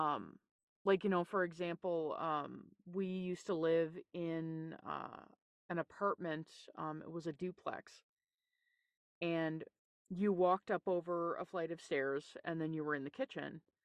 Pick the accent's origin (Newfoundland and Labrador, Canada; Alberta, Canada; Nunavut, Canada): Newfoundland and Labrador, Canada; I grew up in Newfoundland, Canada